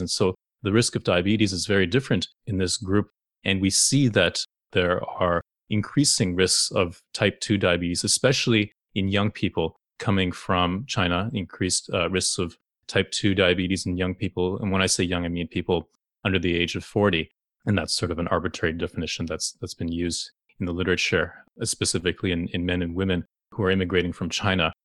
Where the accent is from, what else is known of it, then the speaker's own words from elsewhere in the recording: Toronto, Ontario, Canada; growing up in the very multicultural city of Toronto